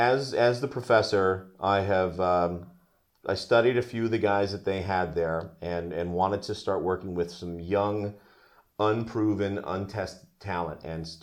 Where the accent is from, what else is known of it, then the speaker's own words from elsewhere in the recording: New Jersey, United States; I went up to New York, which was great because I'm from New Jersey.